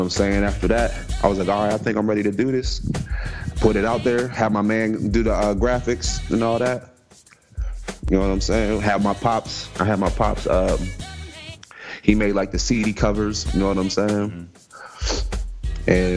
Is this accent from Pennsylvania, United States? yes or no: yes; Coraopolis, Pennsylvania, United States; I'm from Pittsburgh. Yeah, from a little small town, Coriopolis